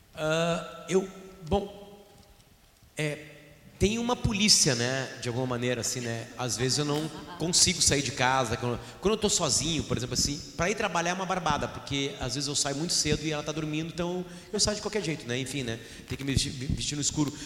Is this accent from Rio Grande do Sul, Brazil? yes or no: yes; Alegrete, Rio Grande do Sul, Brazil; moved away; eu saí do Alegrete, do Alegrete eu usava calça grande com fudírio caído